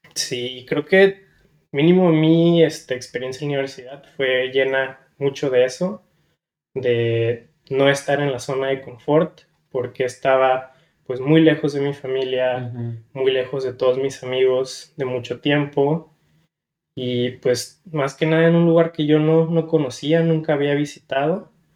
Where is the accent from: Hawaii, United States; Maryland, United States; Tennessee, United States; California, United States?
California, United States; San Diego; also born or lived in Guadalajara, Jalisco, Mexico; yo pues soy originario de Guadalajara, Jalisco. Eh, a la muy pequeña edad me vine a vivir para acá, para San Diego, con la esperanza de tener una mejor vida, mejores oportunidades y pues toda mi vida crecí aquí